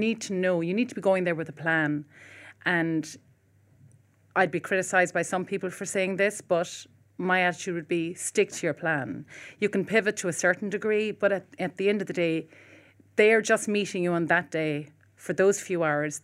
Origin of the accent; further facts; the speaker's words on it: Cork, Munster, Ireland; moved away; I'm from Cork originally as well